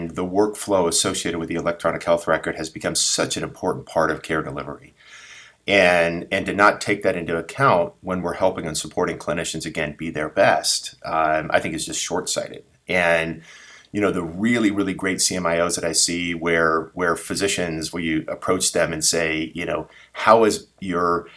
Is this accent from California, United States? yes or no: yes; San Diego, California, United States; sort of born and raised in San Diego